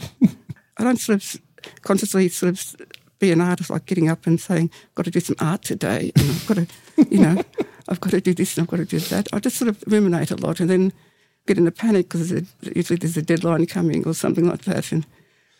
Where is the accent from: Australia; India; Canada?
Australia; Melbourne, Victoria; I sort of was a child in the 60s and growing up in Fitzroy and Port Melbourne as well